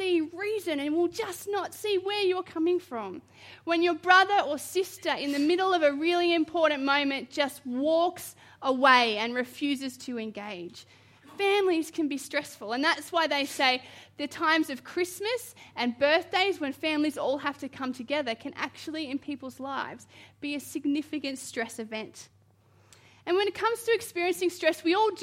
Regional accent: Queensland, Australia; moved away; I'm originally from Queensland

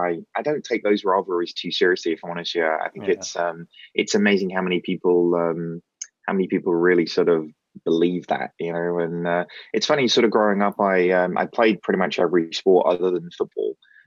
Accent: East of England, United Kingdom; The accent definitely doesn't sort of give you the impression that I'm from Norfolk. But moved down here when I was five. So my dad worked for Amoco.

